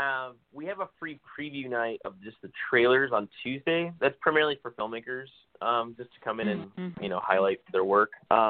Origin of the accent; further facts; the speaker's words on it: South Bay, just below San Jose, California, United States; I'm from the South Bay originally, just below San Jose.